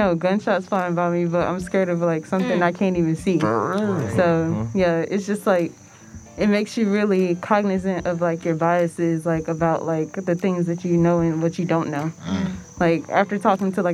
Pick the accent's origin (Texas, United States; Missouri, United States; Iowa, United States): Missouri, United States; St. Louis; I was raised downtown St. Louis, and I was raised in Penrose